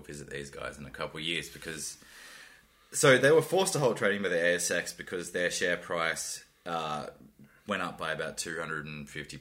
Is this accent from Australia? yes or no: yes; Australia; also born or lived in Darwin, Northern Territory / Sunshine Coast, Queensland; I grew up in Darwin and the Sunshine Coast